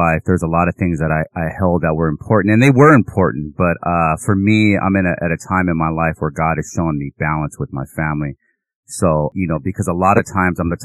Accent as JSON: {"language": "English", "town": "Long Beach", "region": "California", "country": "United States", "tie": "born or raised there", "moved": "as an adult", "lives_now": "Arizona, United States", "said": "I grew up in Long Beach, California, in Los Angeles, and recently moved to Arizona in 2020"}